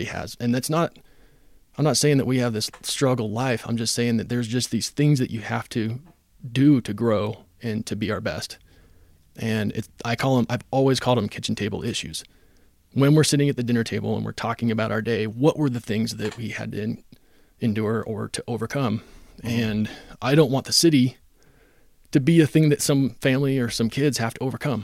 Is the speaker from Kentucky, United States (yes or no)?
no; Phoenix, Arizona, United States; moved away as an adult; now in Ogden, United States; I came here from Arizona. Grew up in Phoenix. Came here to play football and go to school at Weber State.